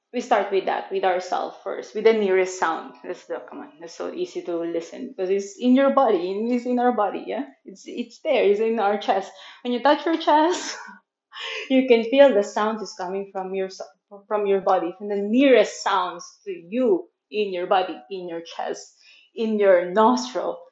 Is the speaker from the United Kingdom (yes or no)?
no; Manila, Metro Manila, Philippines; English is a second language; now in Chiang Mai, Thailand; I'm born and raised in Manila, Philippines